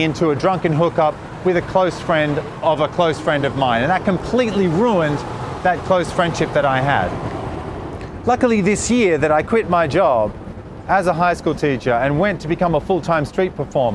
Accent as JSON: {"language": "English", "country": "Australia", "also_born_or_lived": "Sydney", "said": "I'm Australian."}